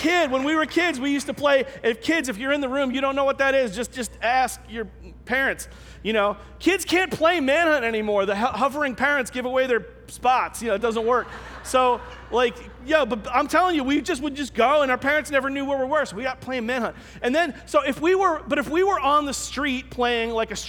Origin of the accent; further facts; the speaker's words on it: New York City, New York, United States; I grew up in Staten Island